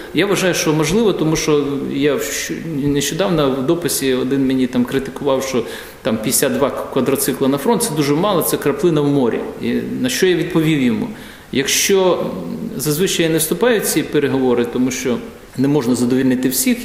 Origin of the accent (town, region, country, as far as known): Ukraine; moved away as an adult; now in Latvia